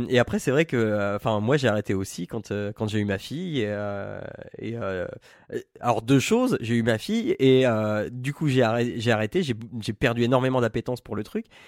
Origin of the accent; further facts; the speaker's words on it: Picardy, Hauts-de-France, France; Picardie, tout ça, c'est ma terre natale